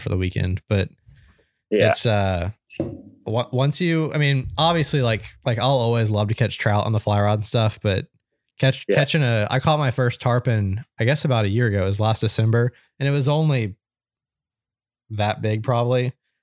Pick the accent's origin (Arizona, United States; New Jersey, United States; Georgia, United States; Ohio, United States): Georgia, United States; I grew up down in Georgia